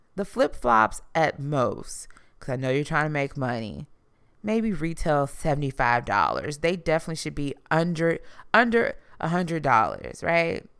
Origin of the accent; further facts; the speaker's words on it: Houston, Texas, United States; I am from Houston, Texas